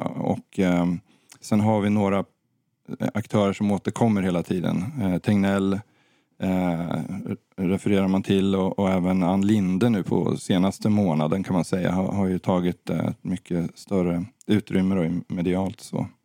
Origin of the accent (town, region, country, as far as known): Sweden